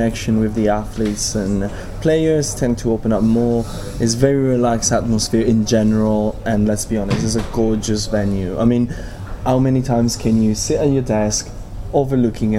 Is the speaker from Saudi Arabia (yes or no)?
no; Italy; I'm Italian.